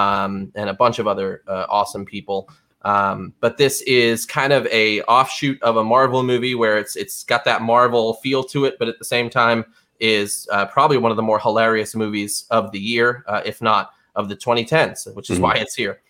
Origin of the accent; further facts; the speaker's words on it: Rhode Island, United States; accent: Rhode Island; me 37 years to lose my Rhode Island accent.